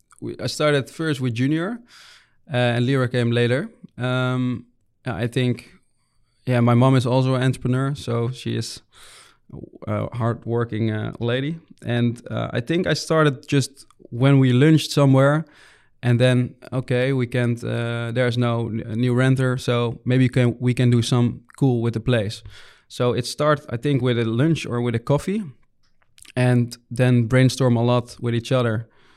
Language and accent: English; Muiderberg, North Holland, Netherlands; English is a second language; also born or lived in Bussum; Because we grew up in Muidenberg, so that's it's smaller than Büssum, way smaller. And Büssum, I lived also in Büssum. I did my high school over there.